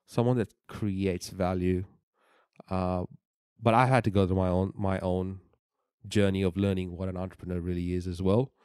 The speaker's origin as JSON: {"language": "English", "country": "Bahrain", "tie": "born or raised there", "moved": "yes", "said": "I was born in the Middle East"}